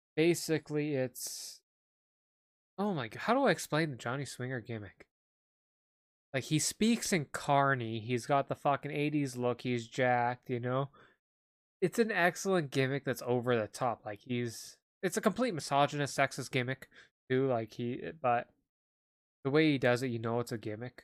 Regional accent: Canada; I'm Canadian.

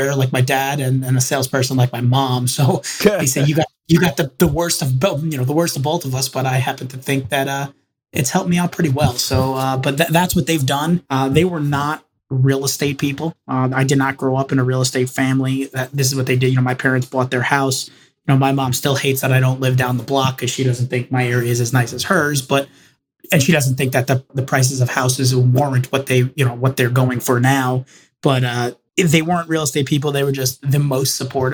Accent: Roslyn Heights, New York, United States; also born or lived in Manhattan, New York; I basically grew up and more or less was born, raised, and still live in Long Island. I grew up in Roslyn Heights

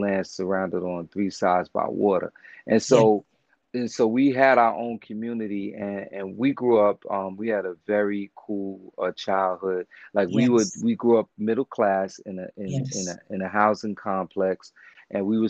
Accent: New York City, New York, United States; also born or lived in Coney Island, Brooklyn; I was raised in East New York, Brooklyn, 535 New Jersey Avenue

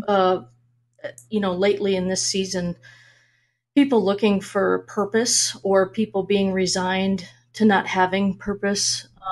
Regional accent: Minnesota, United States; moved away as an adult; also born or lived in Washington State; now in Arizona, United States; I, I grew up in Minnesota

